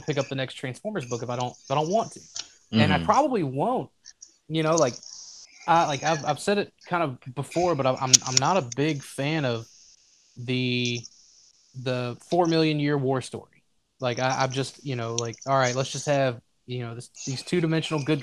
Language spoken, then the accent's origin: English; Louisiana, United States; I'm from Louisiana.